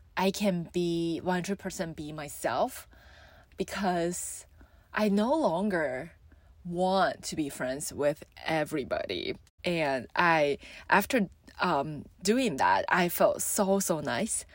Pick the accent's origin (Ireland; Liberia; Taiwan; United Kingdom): Taiwan; I'm from Taiwan, and though I love my country